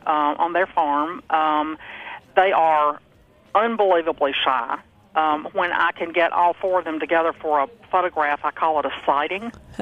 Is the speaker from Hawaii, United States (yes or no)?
no; Alabama, United States; now in Massachusetts, United States; I'm from Alabama.